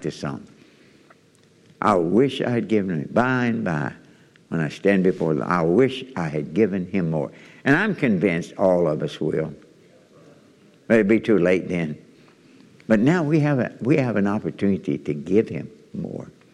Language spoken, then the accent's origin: English; Kentucky, United States; I'm from Kentucky.